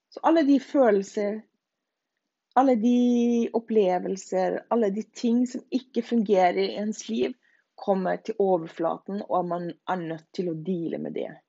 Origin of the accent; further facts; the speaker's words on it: Norway; now in Denmark; Alle dansker vil jo si at jeg er norsk